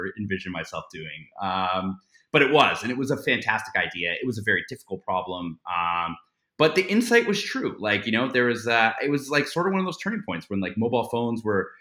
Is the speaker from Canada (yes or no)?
yes; Toronto, Ontario, Canada; I grew up in Canada, I grew up in Toronto